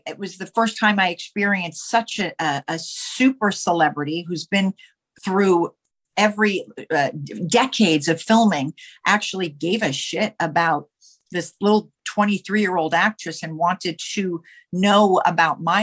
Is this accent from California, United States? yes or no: yes; Los Angeles, California, United States; moved away as an adult; also born or lived in New York; now in Manhattan, United States; my family moved to Los Angeles when I was 5. And that's where I lived my entire life until the last few years ago